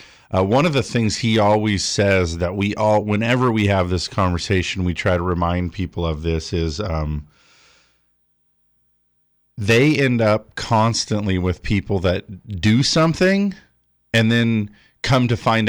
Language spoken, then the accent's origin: English; California, United States; I'm from Southern California.